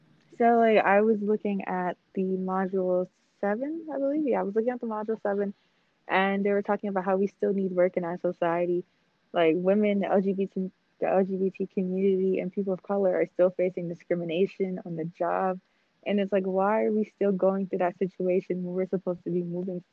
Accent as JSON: {"language": "English", "country": "Liberia", "moved": "yes", "lives_now": "United States", "said": "I was from Liberia"}